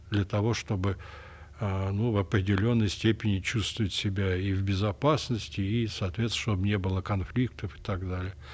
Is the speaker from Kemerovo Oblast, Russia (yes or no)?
yes; Kemerovo, Kemerovo Oblast, Russia; что я родом из Кемерово, да.